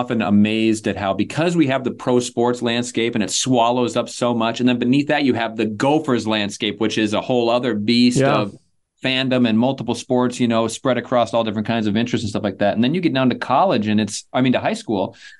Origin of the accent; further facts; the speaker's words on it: Chanhassen, Minnesota, United States; I had a closer tie to it this year because I am from Chanhassen. Now, when I grew up there, there was no Chanhassen High School. But now there is.